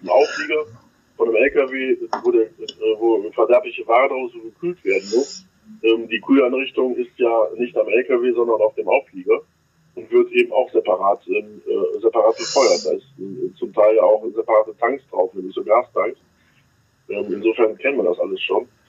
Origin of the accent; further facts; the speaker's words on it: Düsseldorf, North Rhine-Westphalia, Germany; an meine Heimat denkt, Düsseldorf